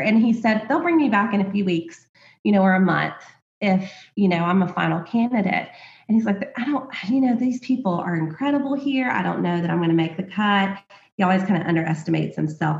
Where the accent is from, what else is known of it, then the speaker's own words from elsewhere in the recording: Alabama, United States; I grew up in Alabama, very small town